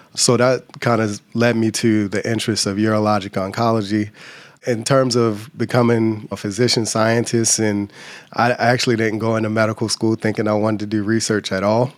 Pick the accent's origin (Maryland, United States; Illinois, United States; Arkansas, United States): Maryland, United States; Baltimore; moved away as an adult; also born or lived in Louisiana / Virginia / Michigan; Grew up in Baltimore, Maryland